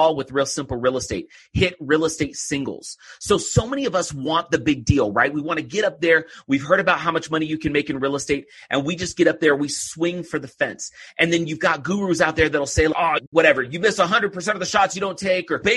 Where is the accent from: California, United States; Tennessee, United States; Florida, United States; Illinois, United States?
California, United States; Oakland; now in Utah, United States; I grew up just outside of Oakland